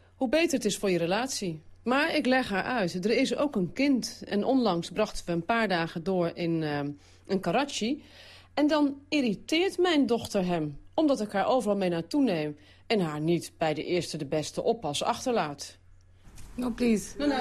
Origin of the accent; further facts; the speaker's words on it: Netherlands; moved away as an adult; now in Lahore, Pakistan; ik als Nederlander